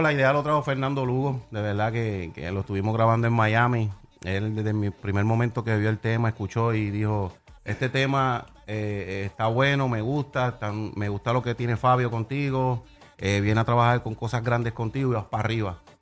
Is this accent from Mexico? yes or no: no; Puerto Rico; estoy en mi tierra